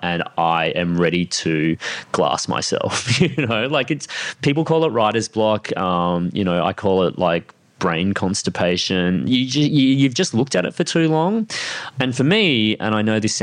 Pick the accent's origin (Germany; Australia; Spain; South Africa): Australia; Sunshine Coast, Queensland; I grew up on the Sunshine Coast